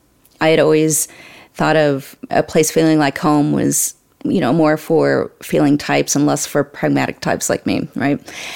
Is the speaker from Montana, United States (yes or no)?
yes; Montana, United States; So my background isn't in dairy. I grew up in the mountains. I'm originally from Montana, on the Canadian border, and we traveled a lot. I was raised on Indian reservations as well